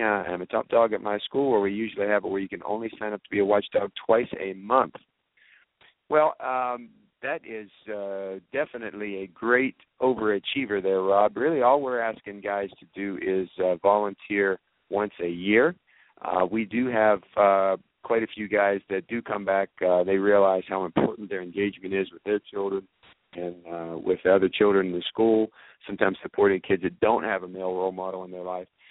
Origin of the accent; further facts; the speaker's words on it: Georgia, United States; in our district um, in Georgia. I'm from Georgia